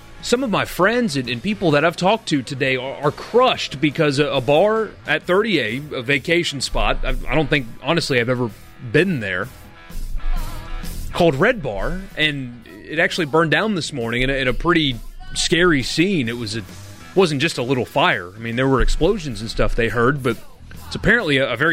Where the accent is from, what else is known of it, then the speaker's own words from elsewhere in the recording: East Coast, United States; moved away; I grew up on the East Coast